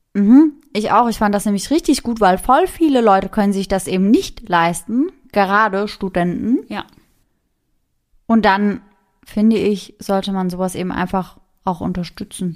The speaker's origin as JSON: {"language": "German", "town": "Mannheim", "region": "Baden-Württemberg", "country": "Germany", "said": "bei uns in Mannheim"}